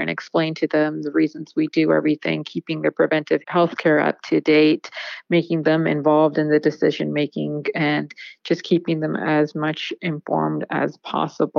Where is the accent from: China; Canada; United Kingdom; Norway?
Canada; moved away as an adult; also born or lived in India / Atlanta, Georgia / Fresno, California; now in Bay Area, United States; I did all of my undergrad in Canada because I was born and raised there